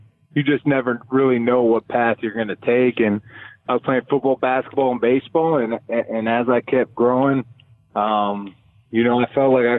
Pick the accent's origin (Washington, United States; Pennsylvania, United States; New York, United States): Pennsylvania, United States; Pittsburgh; moved away as an adult; also born or lived in Oakland; growing up in Western Pennsylvania, you know, in Pittsburgh